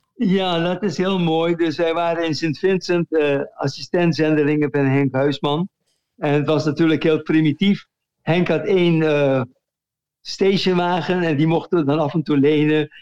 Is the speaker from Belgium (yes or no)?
no; Curaçao; moved away as an adult; also born or lived in Netherlands